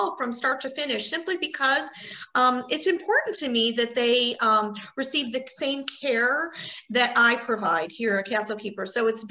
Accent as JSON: {"language": "English", "town": "Chicago", "region": "Illinois", "country": "United States", "tie": "born or raised there", "also_born_or_lived": "Indiana", "said": "I was born and raised in Chicago. So I was born in Chicago proper and lived there till I was 18"}